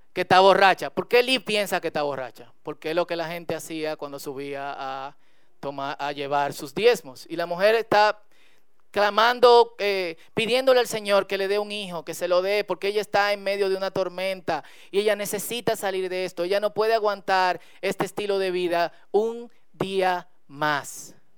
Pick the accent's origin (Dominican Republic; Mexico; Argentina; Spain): Dominican Republic; como buen dominicano